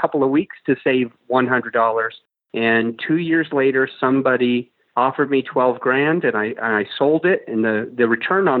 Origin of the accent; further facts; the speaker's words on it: Utah, United States; also born or lived in Salt Lake City, Utah / Provo, Utah / St. George, Utah / Kaysville, Utah; I grew up in Utah, just mainstream Utah-isms.